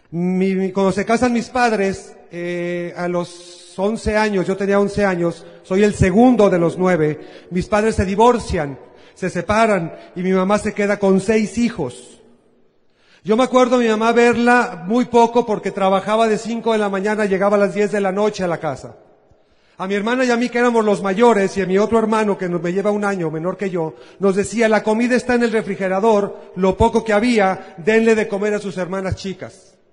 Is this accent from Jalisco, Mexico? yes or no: yes; Guadalajara, Jalisco, Mexico; Yo soy de Guadalajara. Paisanos, ¿cómo están ustedes? Al rato nos tomamos una, nos comemos una torta ahogada.